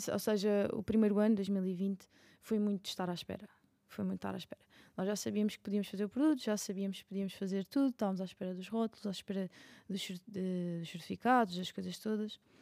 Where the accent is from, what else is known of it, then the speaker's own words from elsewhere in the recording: Madeira, Portugal; eu sou da Madeira